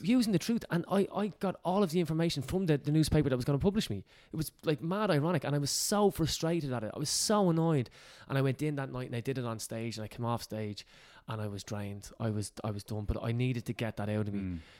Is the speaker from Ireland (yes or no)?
yes; Ireland; we're Irish